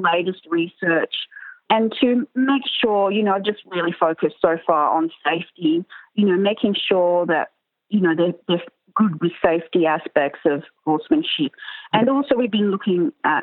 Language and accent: English; Canberra, Australian Capital Territory, Australia; I grew up in Canberra